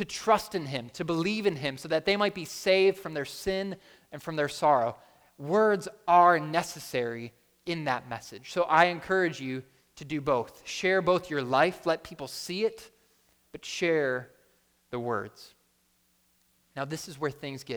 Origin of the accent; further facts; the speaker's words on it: Buffalo, New York, United States; moved away; I'm from Buffalo